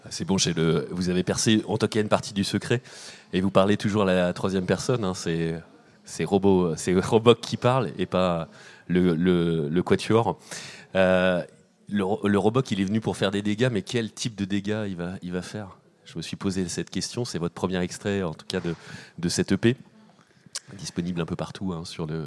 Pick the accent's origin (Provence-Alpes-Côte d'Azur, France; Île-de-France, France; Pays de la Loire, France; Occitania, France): Pays de la Loire, France; Nantes; On vient de, on vient de, je viens de Nantes également.